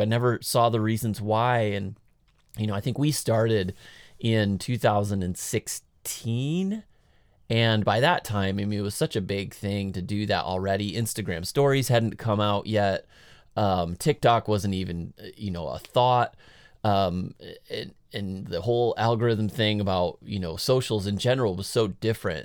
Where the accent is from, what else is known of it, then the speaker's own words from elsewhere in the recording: United States; I'm American